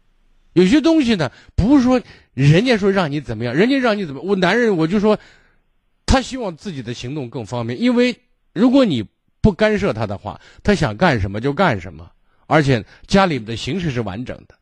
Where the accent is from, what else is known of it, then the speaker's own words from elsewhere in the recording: Shaanxi, China; 就我们陕西人讲架在车子圆的让他让他给你噎呗